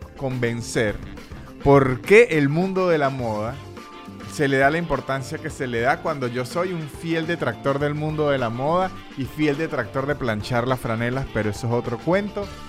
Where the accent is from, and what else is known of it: Venezuela